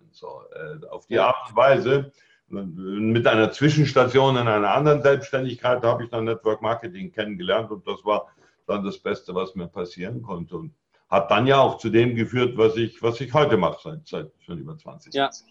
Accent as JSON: {"language": "German", "region": "Bavaria", "country": "Germany", "tie": "born or raised there", "said": "weil ich bin auch auf dem Land aufgewachsen, im, im Allgäu. Also ah Dünger und Kuhfladen sind mir also nicht fremd."}